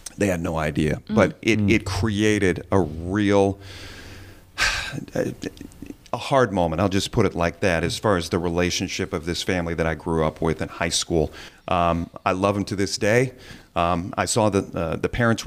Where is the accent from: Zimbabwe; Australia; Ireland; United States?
United States; Sylvania, Ohio; now in Perrysburg, United States; I grew up in Sylvania